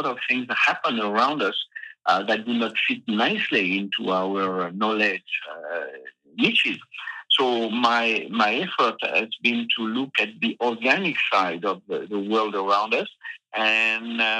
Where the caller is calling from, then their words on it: Massif Central, France; it's just the Massif Central, you know, these uh, old uh, mountains in the center of France.